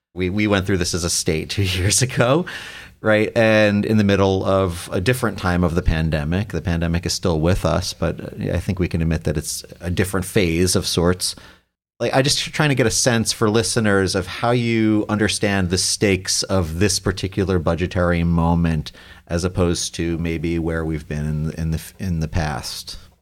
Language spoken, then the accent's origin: English; New York, United States; now in Ohio, United States; I'm from New York originally